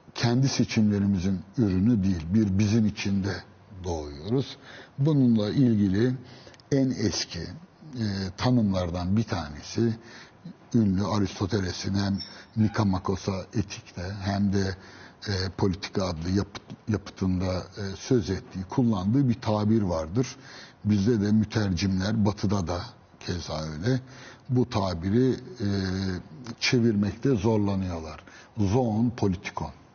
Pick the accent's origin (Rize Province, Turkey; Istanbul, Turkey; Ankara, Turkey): Istanbul, Turkey; ben Üsküdar doğma büyümeyim.